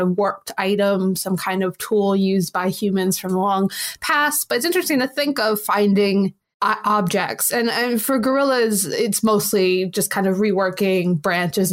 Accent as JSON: {"language": "English", "country": "United States", "accent": "American"}